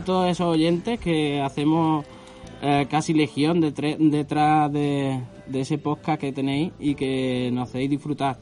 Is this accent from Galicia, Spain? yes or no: no; Carcabuey, Andalusia, Spain; moved away; me hallo en Carcabuey, mi pueblo, el pueblo que me vio nacer